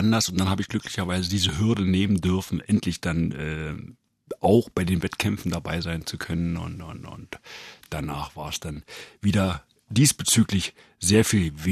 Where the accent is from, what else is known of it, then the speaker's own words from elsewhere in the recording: Brandenburg, Germany; Und ich bin heute Brandenburger, da bin ich auch stolz drauf.